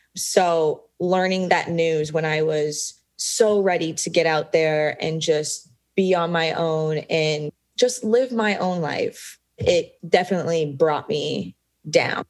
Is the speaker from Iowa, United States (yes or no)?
yes; Des Moines, Iowa, United States; born and raised in Des Moines, Iowa, which is smack dab right in the middle of the United States